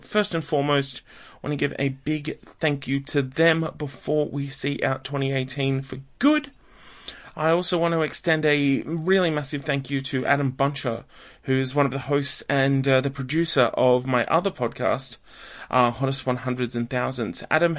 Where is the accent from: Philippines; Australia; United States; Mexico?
Australia; maybe I'm the Australian version of Better Yet.